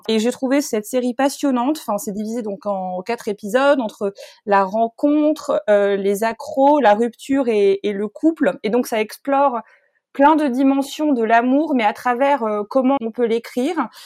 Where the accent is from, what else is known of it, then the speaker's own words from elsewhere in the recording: France; je suis française